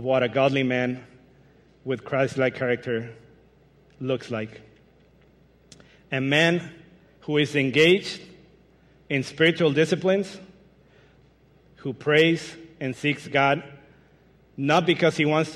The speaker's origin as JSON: {"language": "English", "country": "Mexico", "second_language": "English", "moved": "as an adult", "lives_now": "Michigan, United States", "said": "I'm originally from Mexico, but moved to Michigan 5 years ago."}